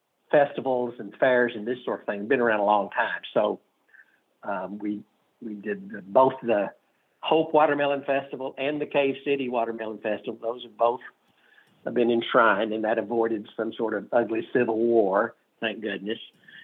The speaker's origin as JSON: {"language": "English", "town": "Imboden", "region": "Arkansas", "country": "United States", "tie": "born or raised there", "said": "Imboden, Arkansas, which is my hometown."}